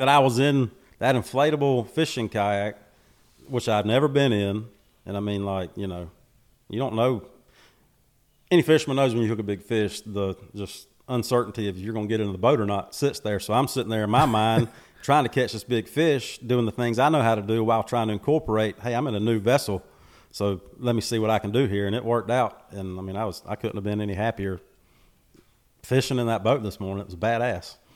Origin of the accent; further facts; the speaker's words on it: Macon, Georgia, United States; born and raised in Macon, Georgia